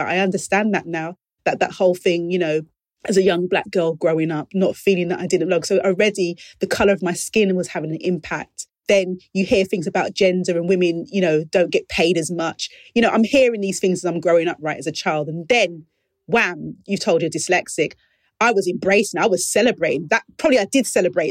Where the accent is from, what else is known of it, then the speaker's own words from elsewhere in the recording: London, United Kingdom; my lived experience as a young girl growing up in the East End of London